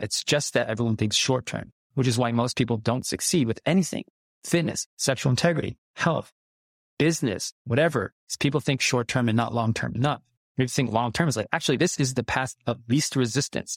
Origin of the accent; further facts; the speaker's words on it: United States; I grew up in America